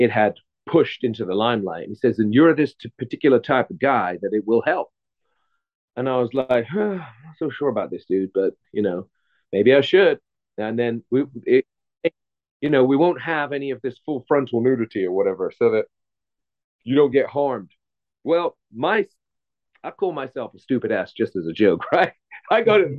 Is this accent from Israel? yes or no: no; England, United Kingdom; now in Los Angeles, United States; I'm from England originally, I'm living